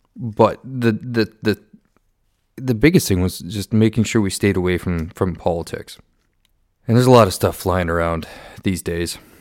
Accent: Southern Ontario, Canada; I was born and raised in Southern Ontario

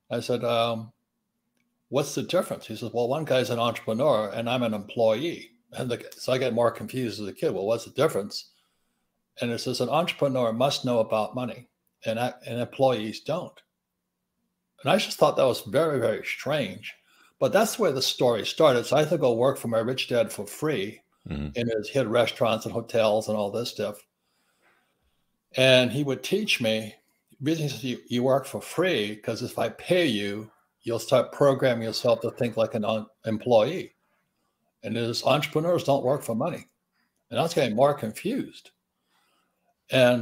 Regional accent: Hilo, Hawaii, United States; moved away as an adult; also born or lived in New York; I grew up in Hilo, Hawaii

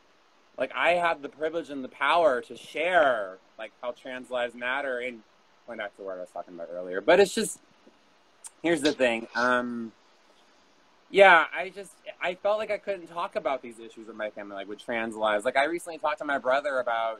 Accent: Texas, United States; also born or lived in New York; not in the same little Texas box that I've been known for and what I've known all my life

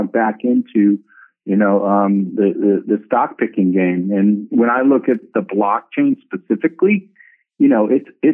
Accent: New York City, New York, United States; I'm actually from Manhattan

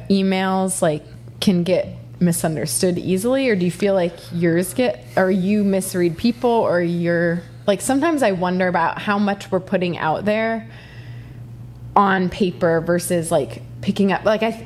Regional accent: Ohio, United States; I'm from Ohio.

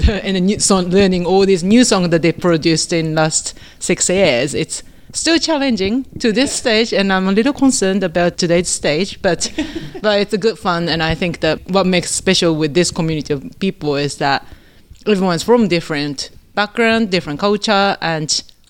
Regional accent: New Zealand; moved away; I came from New Zealand 6 years ago, and I got invited to play with MNGWA. And I left and went back to New Zealand and came back this year

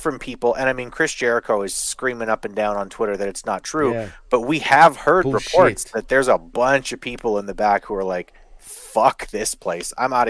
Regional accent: Ireland; I think it's because I'm Irish.

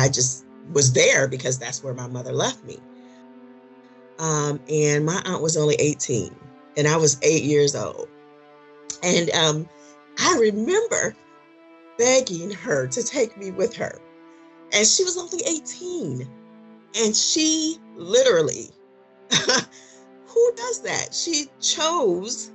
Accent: Detroit, Michigan, United States; moved away as an adult; here I am from Detroit

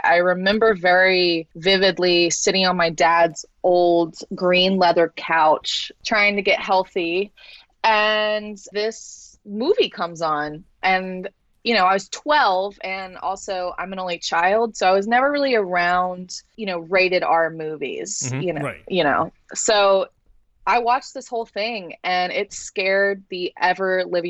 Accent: Florida, United States; And I'm from Florida, born and raised.

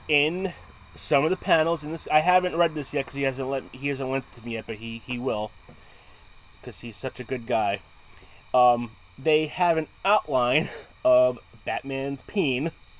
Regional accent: Bronx, New York, United States; and I'm from the Bronx, and the Bronx is mainly in the at the time, back year, many, many, many years ago, it was known as an Italian

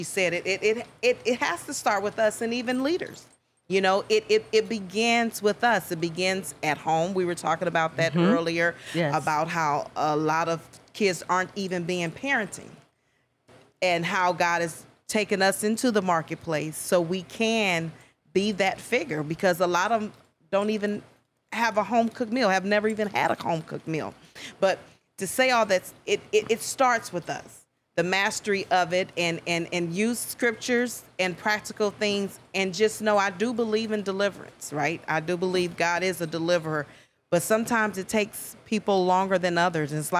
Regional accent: Cleveland, Ohio, United States; moved away as an adult; now in Dallas-Fort Worth, United States; I am originally from Cleveland, Ohio

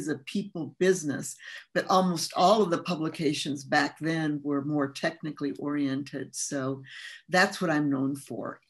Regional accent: California, United States; English is a second language; also born or lived in Mexico; I grew up in California starting at about age 10. And before that, I was in Mexico living as a child and going to school there

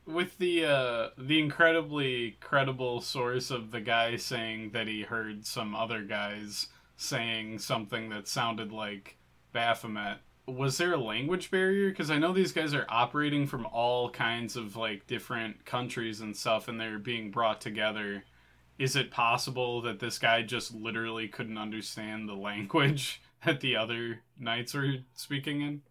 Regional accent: United States; as an American

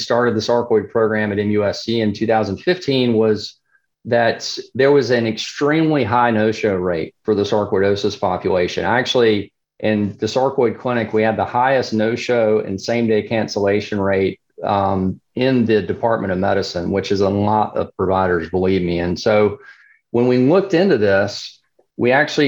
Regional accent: South Carolina, United States; South Carolina, and I'll totally admit my bias, you know, this is my home state

